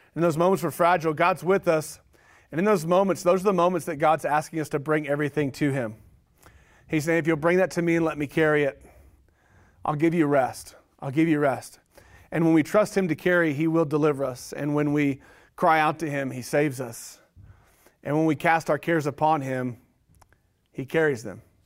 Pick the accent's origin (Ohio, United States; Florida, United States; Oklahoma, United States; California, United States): Oklahoma, United States; moved away; growing up, I grew up in Oklahoma